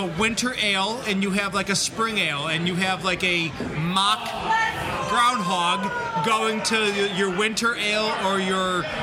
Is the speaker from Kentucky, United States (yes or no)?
no; Watertown, New York, United States; I grew up in Watertown